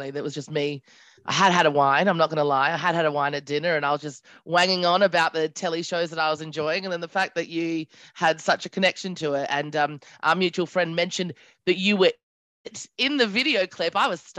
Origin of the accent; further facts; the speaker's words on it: Australia; also born or lived in United Kingdom; now in New York, United States; So, I'm from Australia, but I lived in the UK for quite some time. Uh, so, my accent is really all over the place, and now I live in New York, which is really exciting.